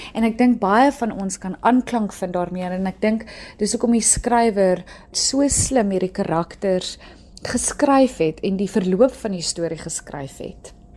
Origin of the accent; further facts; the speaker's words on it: South Africa; as Suid-Afrikaners